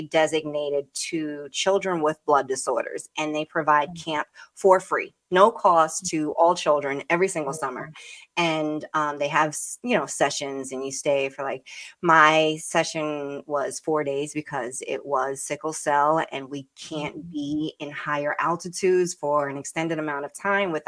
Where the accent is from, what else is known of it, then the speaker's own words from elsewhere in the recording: New York City, New York, United States; moved away as an adult; now in Connecticut, United States; I was born and raised in Brooklyn